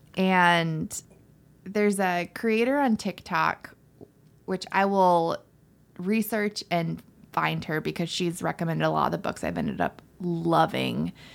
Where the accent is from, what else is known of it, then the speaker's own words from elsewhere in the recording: Florida, United States; I'm from Florida